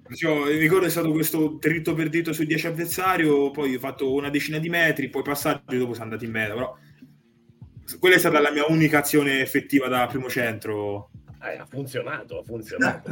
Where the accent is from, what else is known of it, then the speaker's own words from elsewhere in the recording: Tuscany, Italy; now in Veneto, Italy; da toscano